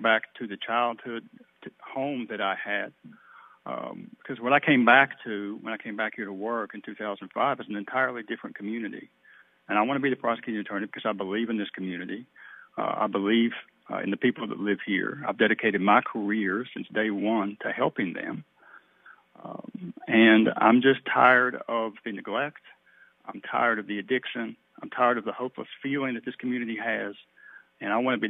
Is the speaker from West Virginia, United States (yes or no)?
yes; Chapmanville, West Virginia, United States; moved away as an adult; now in Charleston, United States; I grew up in Chapmanville, down in Hidden Valley, across from Larry and Linda Coffendaffer, and went to Chapmanville High School